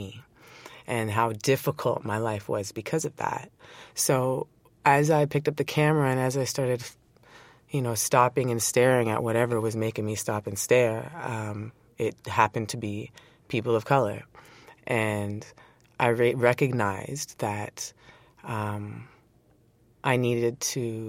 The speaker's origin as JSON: {"language": "English", "town": "Toronto", "region": "Ontario", "country": "Canada", "tie": "born or raised there", "said": "Born and raised in Toronto, Scarborough"}